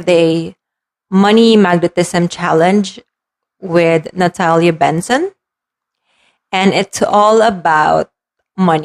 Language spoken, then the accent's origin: English; Philippines; As a Filipino, siesta, as we want to call it, in the afternoon is normal